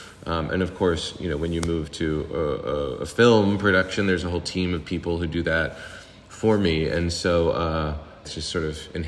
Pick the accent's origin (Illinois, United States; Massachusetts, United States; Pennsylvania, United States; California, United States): Pennsylvania, United States; Pittsburgh; accent: Pittsburgh; Growing up, like I have videos of myself as like prepubescent, like before my voice dropped. And I was totally talking like this, you know, like giving you Pittsbu